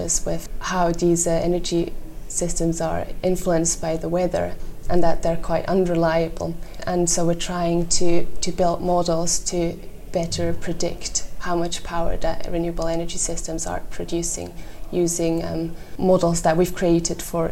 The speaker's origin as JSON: {"language": "English", "country": "Switzerland", "moved": "as an adult", "lives_now": "Edinburgh, United Kingdom", "said": "I'm Swiss."}